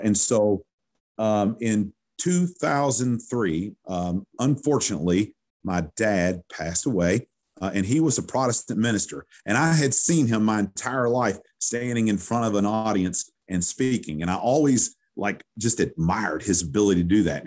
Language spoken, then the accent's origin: English; Owensboro, Kentucky, United States; moved away as an adult; now in Louisville, United States; growing up in Owensboro, Kentucky